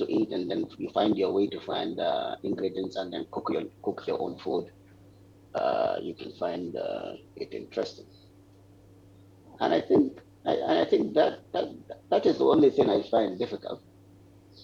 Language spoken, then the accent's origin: English; Kano State, Nigeria; moved away as an adult; also born or lived in Jos, Plateau State, Nigeria / Saudi Arabia; now in Perak, Malaysia; I'm from Kano State in Nigeria, but my family have a long history in Jos, the capital state of Plateau State. So I'm more of a Jos and a Kano person.